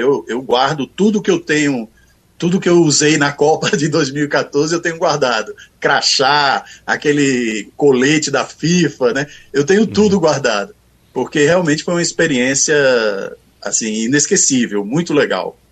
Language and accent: Portuguese; Pernambuco, Brazil; now in Brasília, Brazil; como pernambucano que sou